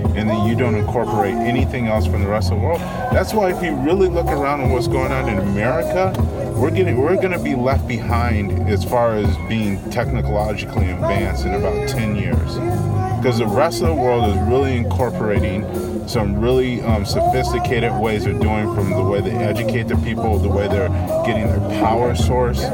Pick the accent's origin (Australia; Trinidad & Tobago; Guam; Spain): Guam; now in United States; I was raised in Guam